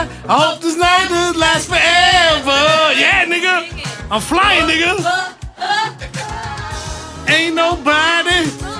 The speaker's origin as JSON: {"language": "English", "region": "New York", "country": "United States", "moved": "yes", "said": "I'm from New York"}